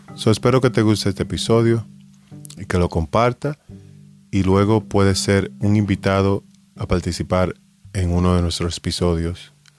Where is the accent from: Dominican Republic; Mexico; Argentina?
Dominican Republic; Como dominicano